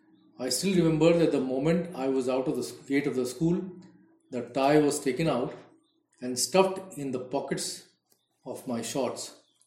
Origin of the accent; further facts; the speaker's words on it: Lucknow, Uttar Pradesh, India; I was born and raised in Lucknow, the capital of Uttar Pradesh in India.